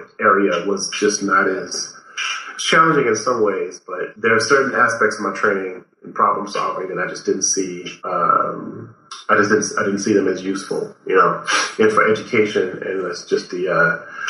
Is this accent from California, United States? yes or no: no; Flora, Mississippi, United States; now in Buffalo, United States; I grew up reading comics and science fiction and fantasy, like off in the boonies, you know, in a small town called Flora, Mississippi